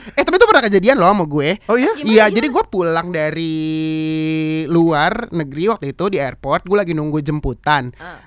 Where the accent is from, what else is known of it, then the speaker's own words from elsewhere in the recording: Jakarta, Indonesia; gue lahir di Jakarta gue digedein mm-hmm. juga dengan budaya Indonesia